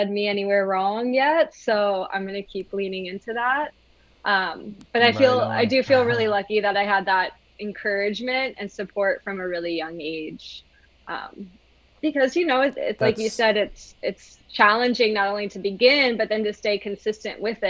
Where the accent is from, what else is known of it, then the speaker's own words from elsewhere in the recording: Hilton Head, South Carolina, United States; where I grew up in Hilton Head in South Carolina.